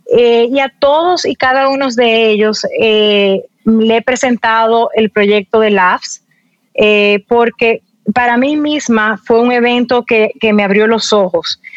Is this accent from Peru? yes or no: no; Dominican Republic; mucha gente en mi país piensa que nosotros somos un eh, una islita